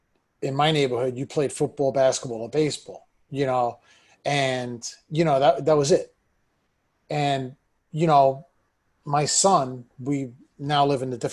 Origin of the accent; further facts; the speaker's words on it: New York City, New York, United States; I'm born and raised in New York City. You know, I grew up in a part of Brooklyn.